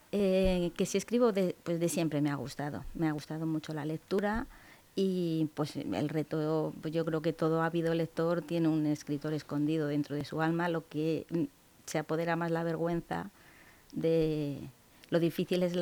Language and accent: Spanish; Cebolla, Castilla-La Mancha, Spain; also born or lived in Los Cerralbos; como yo digo en mi pueblo. en Cebolla.